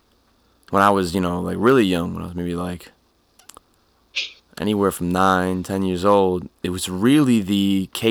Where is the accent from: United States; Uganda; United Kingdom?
United States; Old Orchard Beach, Maine; I'm from Old Orchard, yo. And I graduated from there